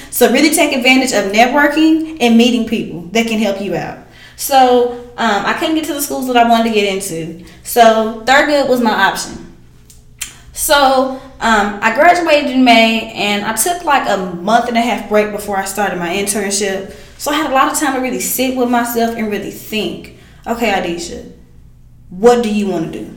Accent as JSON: {"language": "English", "region": "East Texas", "country": "United States", "moved": "yes", "lives_now": "Dallas, United States", "said": "when they moved here to Dallas, you know I'm from East Texas"}